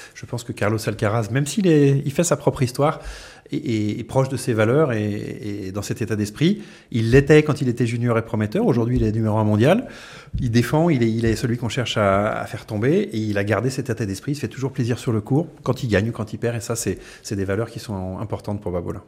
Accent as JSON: {"language": "French", "country": "France", "said": "on est français"}